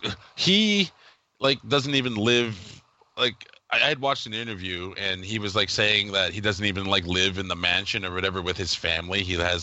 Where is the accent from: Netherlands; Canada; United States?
Canada; As a Canadian, I would like to apologize for Howie Mandel. That's not how we are.